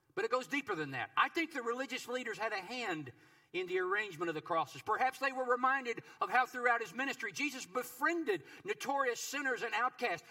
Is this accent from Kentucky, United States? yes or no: yes; Kentucky, United States; my home state of Kentucky